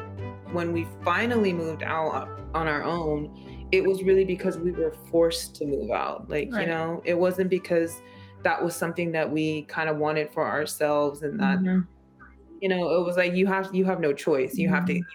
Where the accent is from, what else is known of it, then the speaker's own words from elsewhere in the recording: San Francisco, California, United States; That's the home that we grew up in San Francisco.